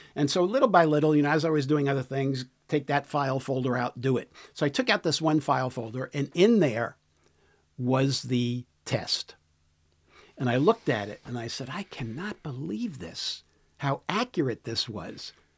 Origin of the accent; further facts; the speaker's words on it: New York City, New York, United States; now in San Diego, United States; New York City is my, is where I was born and raised, in the city